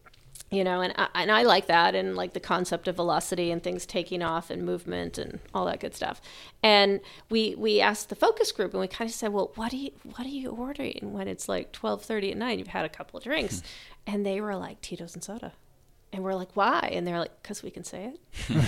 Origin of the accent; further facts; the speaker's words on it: South Shore, Massachusetts, United States; I grew up in the South Shore